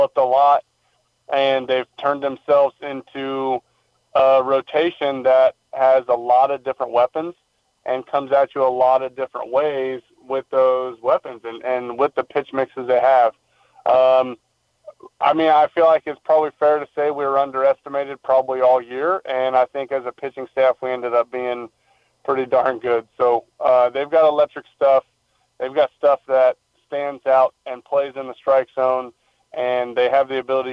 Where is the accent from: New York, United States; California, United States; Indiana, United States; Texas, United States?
Indiana, United States; Indianapolis; moved away; also born or lived in Missouri; I grew up in Indianapolis